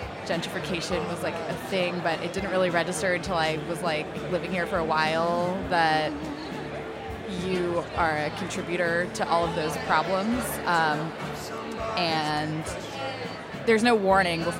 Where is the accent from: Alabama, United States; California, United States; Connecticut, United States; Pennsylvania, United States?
California, United States; San Fernando Valley; moved away; I'm from the San Fernando Valley.